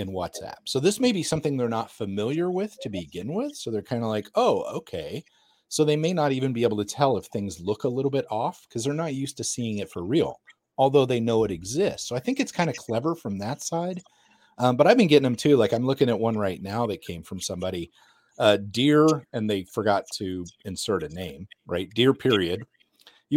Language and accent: English; United States; I'm American